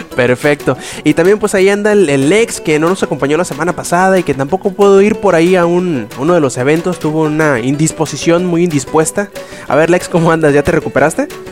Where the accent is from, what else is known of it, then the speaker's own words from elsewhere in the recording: Culiacán, Sinaloa, Mexico; acá en mi tierra en Culiacán